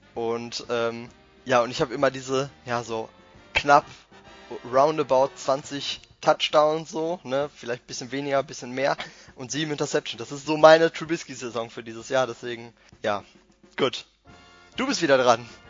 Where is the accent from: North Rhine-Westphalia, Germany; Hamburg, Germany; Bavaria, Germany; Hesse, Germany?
North Rhine-Westphalia, Germany; Bochum; Ich bin aus dem Ruhrgebiet. Äh, ich komme aus Bochum